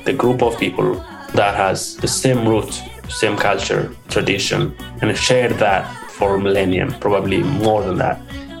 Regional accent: Ethiopia; moved away; I'm from Ethiopia.

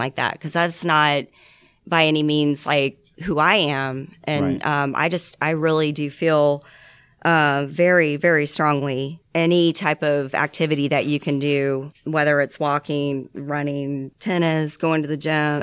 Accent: Georgia, United States; also born or lived in Columbus, Ohio / Stone Mountain, Georgia / Lawrenceville, Georgia; I was born in Atlanta, Georgia, and I grew up in Stone Mountain. And then um, in second grade, we moved up to Columbus, Ohio. I lived there until sixth grade and I moved back down to Lawrenceville, Georgia.

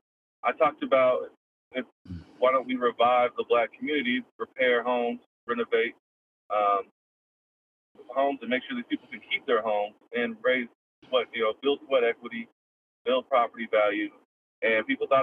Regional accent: Portland, Oregon, United States; I grew up born and raised in Portland. Been here my whole life

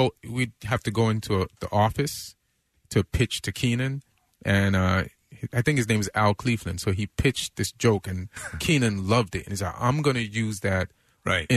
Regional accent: Jamaica; moved away; also born or lived in New York; I'm Jamaican. We got this, like, hard-working work ethic

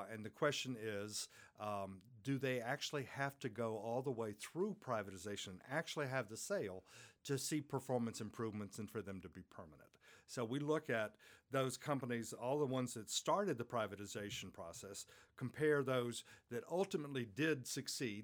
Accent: United States; in my home country, the United States

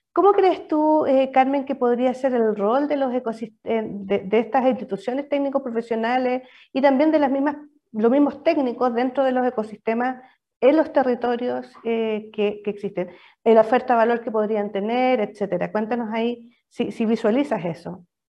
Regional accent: Biobío, Chile; yo también soy, de región, soy de, de Bio

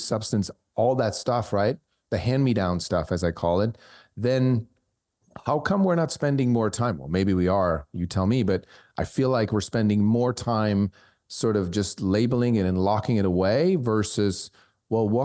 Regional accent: Switzerland; moved away; I was born in Switzerland, I speak German

